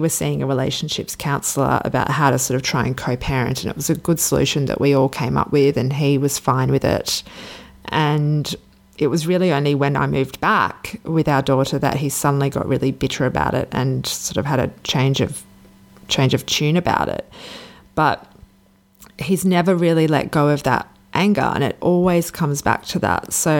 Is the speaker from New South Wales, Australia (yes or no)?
yes; Sydney, New South Wales, Australia; which I'm originally from Sydney, but I was living in Perth.